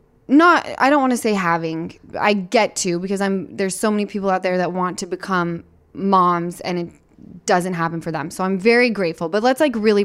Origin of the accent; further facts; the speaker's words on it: Utah, United States; moved away; I'm from Utah.